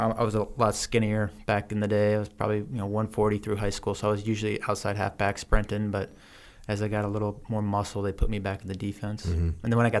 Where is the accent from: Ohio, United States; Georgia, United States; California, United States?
Ohio, United States; Cincinnati; also born or lived in Missouri / Kansas; I grew up across the Midwest. My dad was just an insurance salesman, worked his way up. So we moved between Missouri, Kansas, Ohio. I ended up going to high school and college at the University of Cincinnati, high school in Cincinnati too.